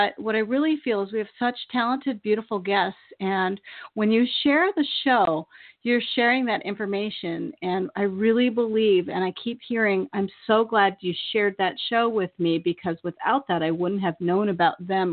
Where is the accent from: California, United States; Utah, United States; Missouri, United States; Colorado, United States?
California, United States; the Bay Area; moved away as an adult; now in Maine, United States; I'm from the Bay Area